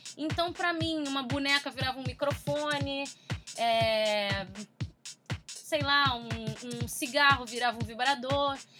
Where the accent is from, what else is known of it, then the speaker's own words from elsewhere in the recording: Rio de Janeiro, Brazil; also born or lived in Taguatinga, Distrito Federal; Todo mundo é daqui do Rio